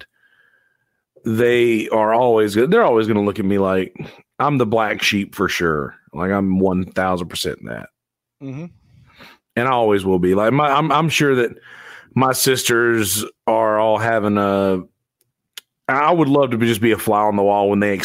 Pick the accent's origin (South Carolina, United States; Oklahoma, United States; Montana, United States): South Carolina, United States; Bennettsville; I got to do a gig in my hometown so my family will come see me